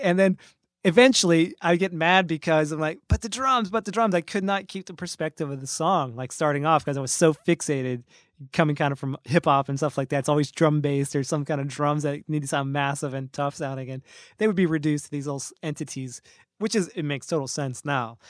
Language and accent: English; North Carolina, United States; moved away; I'm originally from States down in, uh, North Carolina